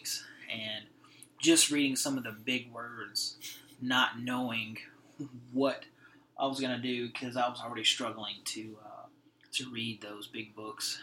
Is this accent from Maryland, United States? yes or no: no; Cajun country, Louisiana, United States; moved away as an adult; now in Fort Worth, United States; we're from Cajun country